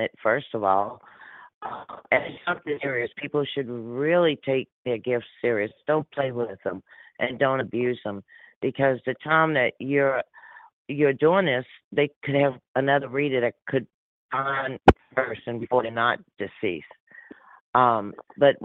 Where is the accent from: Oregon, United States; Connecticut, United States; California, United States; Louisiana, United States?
Louisiana, United States; New Orleans; I'm born and raised in my accent, New Orleans, Louisiana